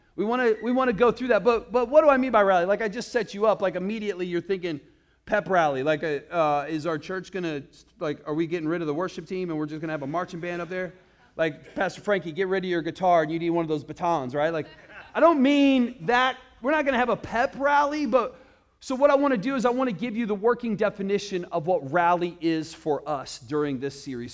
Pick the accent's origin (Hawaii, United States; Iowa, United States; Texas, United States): Iowa, United States; now in Arizona, United States; I grew up in Iowa